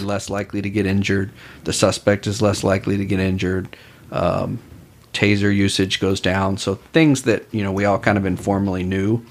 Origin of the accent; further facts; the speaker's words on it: Austin, Texas, United States; I'm from Austin originally